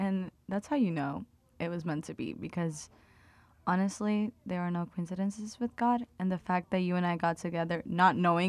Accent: Dominican Republic; now in United States; As Dani said, I am originally from the Dominican Republic, born and raised there. So an international student here at Liberty.

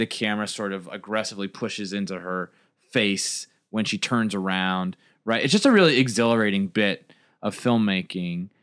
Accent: United States; as an American audience

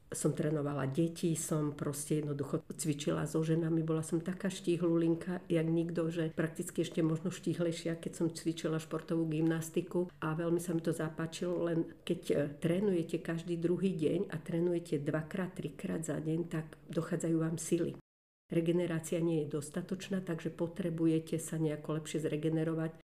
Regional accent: Žilina, Žilina Region, Slovakia; moved away as an adult; now in Nové Mesto nad Váhom, Slovakia; Ja som Žilinčanka

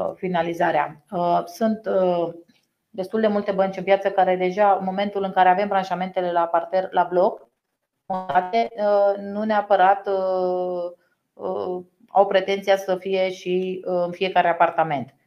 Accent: Romania; parte din educația noastră ca român

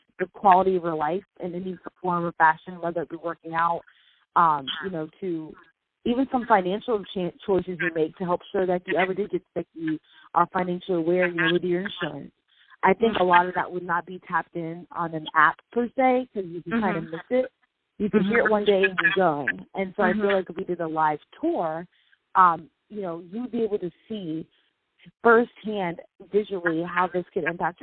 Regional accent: Florida, United States; also born or lived in Boston; I am from Florida. I was born in Boston, raised in Florida.

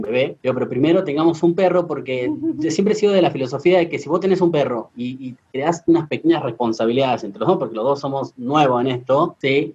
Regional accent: Argentina; now in Moquegua, Peru; en mi país, en Argentina

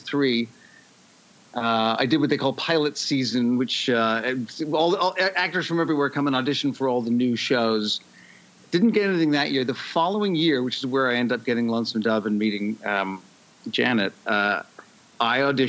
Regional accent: Toronto, Ontario, Canada; moved away as an adult; also born or lived in Vancouver; I'm from Toronto

